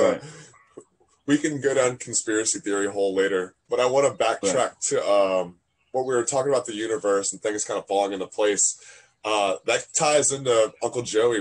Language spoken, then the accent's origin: English; Fredericksburg, Virginia, United States; I'm in Virginia. My hometown, Fredericksburg